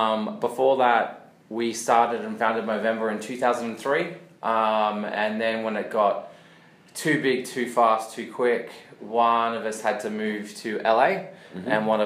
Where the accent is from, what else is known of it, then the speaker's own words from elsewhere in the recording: Australia; See, we're Australian.